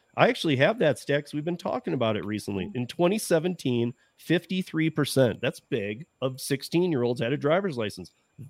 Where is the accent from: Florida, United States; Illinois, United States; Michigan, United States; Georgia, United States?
Michigan, United States; Detroit; also born or lived in Lansing; now in Denver, United States; I'm from Lansing, Detroit. I grew up around